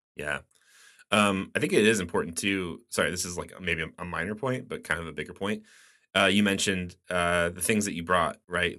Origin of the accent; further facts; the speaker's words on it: United States; as an American